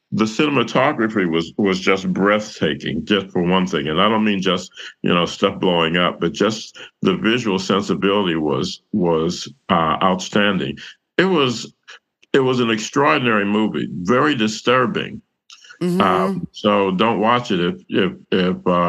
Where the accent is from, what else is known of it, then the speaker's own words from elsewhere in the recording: Indiana, United States; moved away; I grew up in Indiana, and basketball is the state religion there.